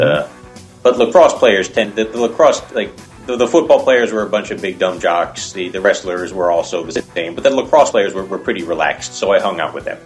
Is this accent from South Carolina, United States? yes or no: no; New Jersey, United States; now in Los Angeles, United States; I'm originally from New Jersey